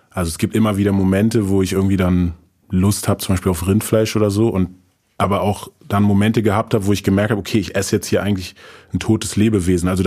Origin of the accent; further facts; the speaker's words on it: Frankfurt, Hesse, Germany; born there; Die sind dann auch erstmal nach Frankfurt. Also ich bin in Frankfurt geboren.